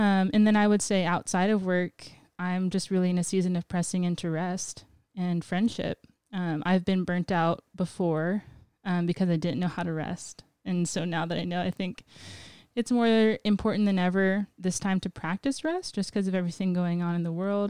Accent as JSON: {"language": "English", "country": "Guam", "tie": "born or raised there", "moved": "as an adult", "lives_now": "Portland, United States", "said": "I'm native to Guam"}